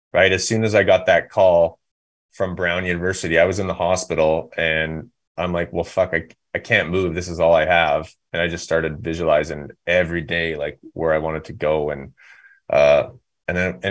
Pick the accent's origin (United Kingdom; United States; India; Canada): Canada; Revelstoke, British Columbia; I was just in Revelstoke, my hometown, last weekend